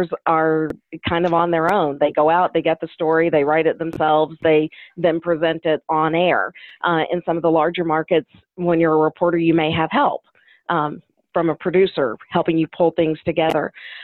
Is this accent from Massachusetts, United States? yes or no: no; Kentucky, United States; my hometown is in Kentucky. It's on the border with Tennessee.